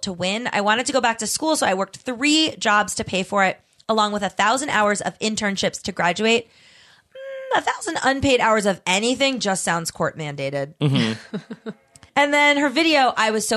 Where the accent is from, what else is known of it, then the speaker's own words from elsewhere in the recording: Davie, Florida, United States; I grew up in Davie, Florida.